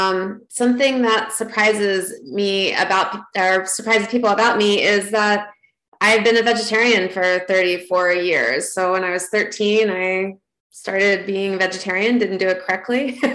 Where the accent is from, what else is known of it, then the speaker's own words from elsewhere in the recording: Baltimore, Maryland, United States; I'm from Baltimore, so you have to have steamed crabs every once in a while when you're from Baltimore, Maryland.